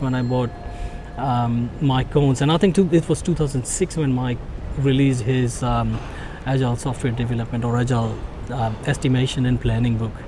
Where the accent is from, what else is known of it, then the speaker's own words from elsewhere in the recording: India; moved away; also born or lived in Singapore; I was born in India